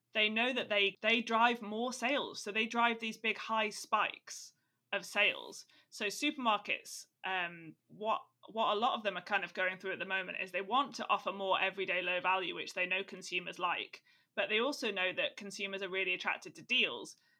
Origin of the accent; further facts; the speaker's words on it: Staffordshire, West Midlands, United Kingdom; now in Dublin, Ireland; I'm from Staffordshire